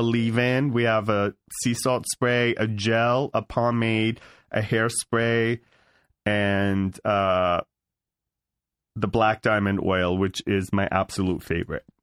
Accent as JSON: {"language": "English", "town": "Beverly Hills", "region": "California", "country": "United States", "tie": "born or raised there", "also_born_or_lived": "San Fernando Valley, California", "said": "I grew up in Beverly Hills, California"}